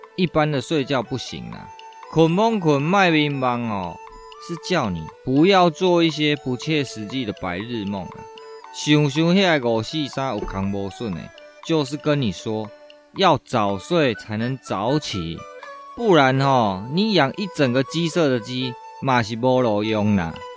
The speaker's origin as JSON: {"language": "Chinese", "region": "Chiayi", "country": "Taiwan", "said": "我们嘉义地区最有名的布袋戏大会集"}